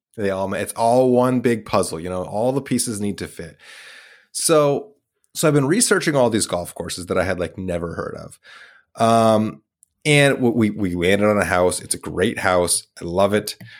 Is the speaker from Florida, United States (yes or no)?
no; Idaho, United States; was born in Idaho